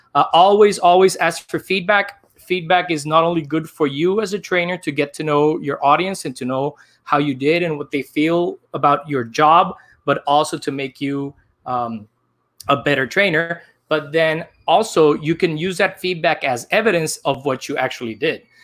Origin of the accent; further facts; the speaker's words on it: Barranquilla, Atlántico, Colombia; now in New York City, United States; I am actually from Barranquilla, Colombia